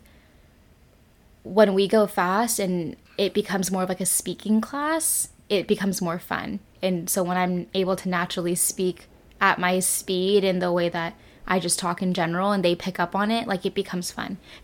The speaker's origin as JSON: {"language": "English", "region": "California", "country": "United States", "accent": "Californian", "moved": "as an adult", "lives_now": "South Korea", "said": "my accent is very, like, Californian"}